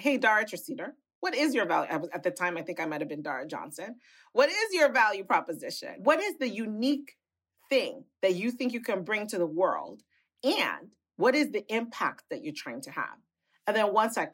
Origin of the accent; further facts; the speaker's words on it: Nigeria; moved away; also born or lived in United Kingdom / United States; as a little girl growing up in Nigeria